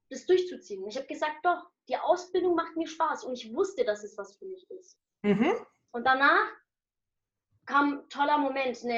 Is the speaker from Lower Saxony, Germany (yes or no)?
no; Nuremberg, Bavaria, Germany; Und äh, ich bin in Deutschland geboren, also genau hier in Nürnberg. Ich bin hier geboren und aufgewachsen.